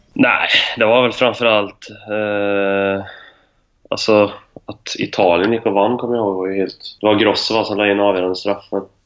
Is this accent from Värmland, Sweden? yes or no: yes; Arvika, Värmland, Sweden; vi bodde ju väldigt nära skolan hemma i Arvika